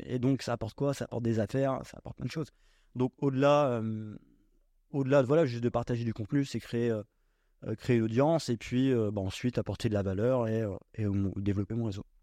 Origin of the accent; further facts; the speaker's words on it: Normandy, France; moved away as an adult; je suis originaire de Normandie, j'ai euh, fait euh, toute ma scolarité là-bas